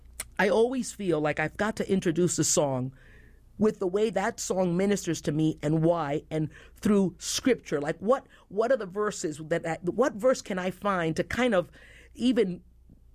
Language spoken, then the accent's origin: English; New York City, New York, United States; I grew up in the South Bronx